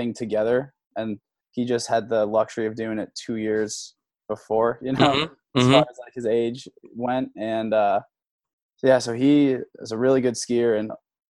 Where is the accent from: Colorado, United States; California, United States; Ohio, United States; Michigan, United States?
Colorado, United States; Boulder; born or raised there; also born or lived in Milwaukee, Wisconsin